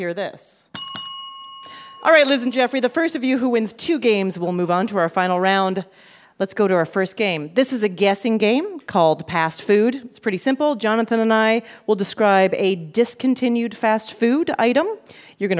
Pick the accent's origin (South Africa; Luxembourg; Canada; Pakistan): Canada; now in New York, United States; I have Canadian relatives. I'm from Canada.